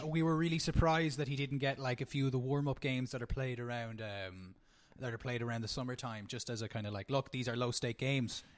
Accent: Ireland; as Irish people in particular, uh, we don't do a lot of the, like, the celebrity hounding

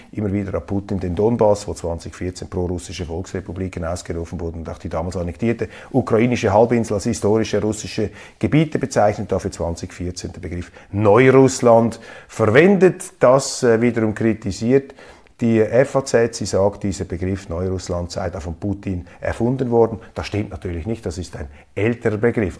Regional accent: Switzerland; ich als Schweizer

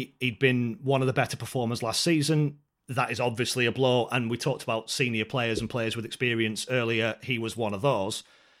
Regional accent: North West England, United Kingdom; accent: Scouse; I'm not going to attempt the voice, by the way, because he hammers me for my Scouse accent, so I'm not going there.

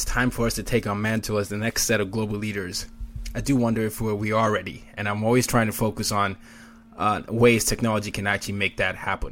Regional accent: Nigeria; I'm from Nigeria

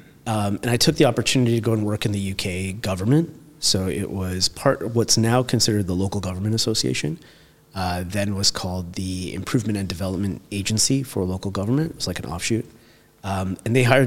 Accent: Toronto, Ontario, Canada; moved away as an adult; now in London, United Kingdom; growing up in Toronto

